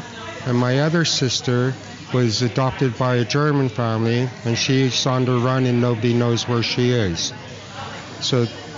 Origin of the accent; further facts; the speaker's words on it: Singapore; also born or lived in Philippines / Canada; So I was taken away from Canada. And I was put in, we moved to Singapore and the Philippines. And then, so I grew up in Singapore and the Philippines.